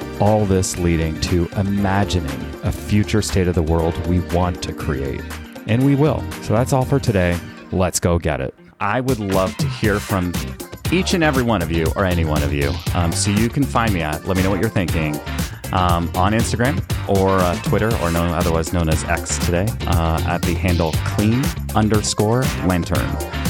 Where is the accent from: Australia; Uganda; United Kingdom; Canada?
Canada; I was born and raised in Canada, and the French translation for team there is équipe.